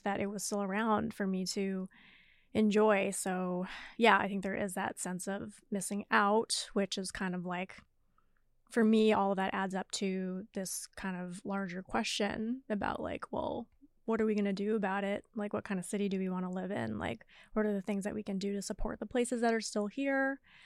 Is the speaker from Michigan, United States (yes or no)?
no; Seattle, Washington, United States; moved away as an adult; also born or lived in New York; Born and raised in Seattle for the most part